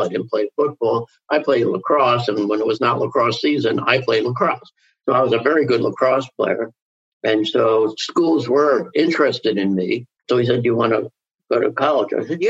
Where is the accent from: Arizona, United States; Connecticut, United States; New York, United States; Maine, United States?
New York, United States; Franklin Square; also born or lived in Brooklyn; I was born in 43. I was raised in this, working class community. I went to the, local public schools.